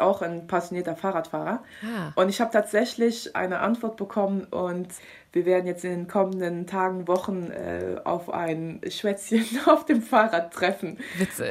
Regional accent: Luxembourg; ich bin, wie gesagt, Luxemburgerin

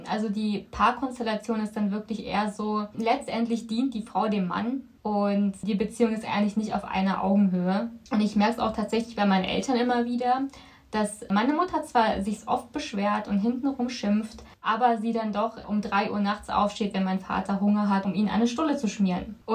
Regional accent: Philippines; moved away; ich komme von den Philippinen, also bin ich aus dem asiatischen Kulturkreis. Und ja. wie bist du sozialisiert, religiös? Ich bin auf dem Papier katholisch, römisch-katholisch, aber ich bin nicht gläubisch

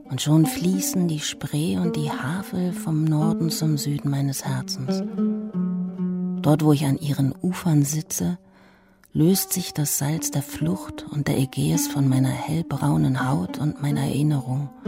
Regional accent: Aleppo Governorate, Syria; now in Germany; zu Besuch in meinem Heimatdorf bei Kobani in Nordsyrien.

